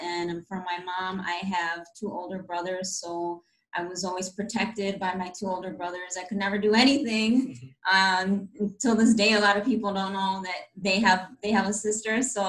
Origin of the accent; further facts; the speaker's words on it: Milwaukee, Wisconsin, United States; I was born in Milwaukee, Wisconsin.